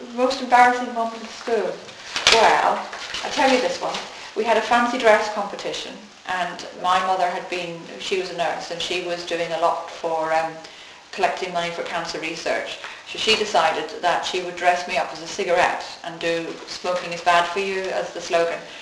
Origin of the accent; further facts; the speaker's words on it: Northern Ireland, United Kingdom; I grew up in Northern Ireland, which is part of the UK